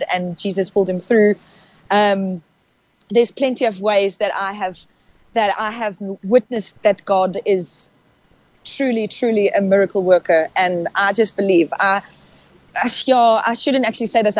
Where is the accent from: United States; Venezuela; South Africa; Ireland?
South Africa; first language Afrikaans; English is a second language; we're Afrikaans, we grew up in Afrikaans